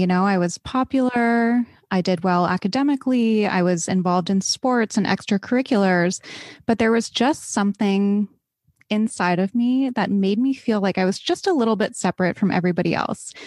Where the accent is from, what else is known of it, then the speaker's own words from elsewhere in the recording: East Coast, United States; I grew up on the East Coast.